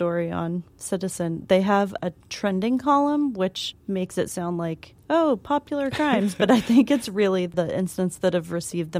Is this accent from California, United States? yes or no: no; Kansas City, Missouri, United States; now in New York City, United States; I'm from Kansas City, Missouri